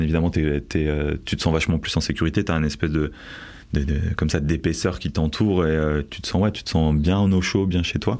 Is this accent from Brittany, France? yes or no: no; Bordeaux, Nouvelle-Aquitaine, France; also born or lived in Paris; je viens de Bordeaux à la base, j'ai vécu à peu près 7 ans sur Paris